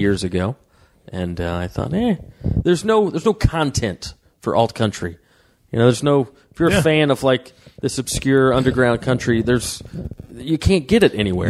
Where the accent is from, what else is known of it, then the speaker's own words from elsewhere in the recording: Waleska, Georgia, United States; now in Los Angeles, United States; it was rural area, North Georgia, yeah. uh, way up in Waleska, Georgia.